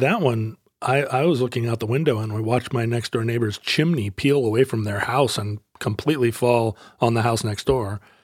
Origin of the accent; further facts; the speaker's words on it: Alaska, United States; growing up in Alaska